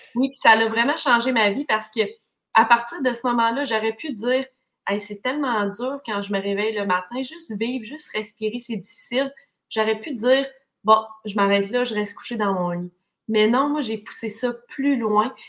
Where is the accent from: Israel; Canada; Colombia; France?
Canada; Témiscamingue, Quebec; moi, je viens du Témiscamingue, une région merveilleuse, mais qui est loin quand même des grands centres hospitaliers.